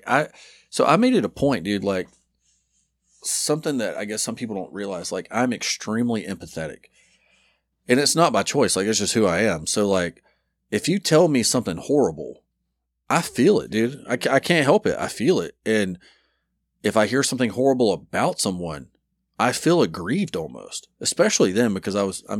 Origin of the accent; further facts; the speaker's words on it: Dothan, Alabama, United States; I grew up in Dothan, right by Florida.